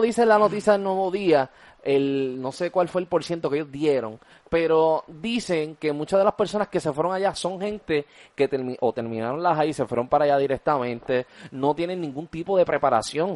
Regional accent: Puerto Rico; yo prefiero quedarme en mi país. Y tú sabes lo que pasa también. Aquí en Puerto Rico hay trabajo.

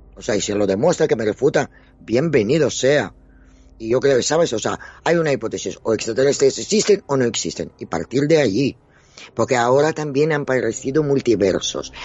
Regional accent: Dnipro, Dnipropetrovsk Oblast, Ukraine; now in Spain; soy ucraniana. O sea, yo he nacido en la Unión Soviética

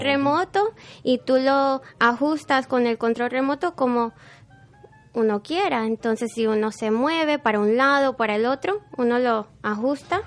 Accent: Panama City, Panama; moved away; Yo nací en Panamá.

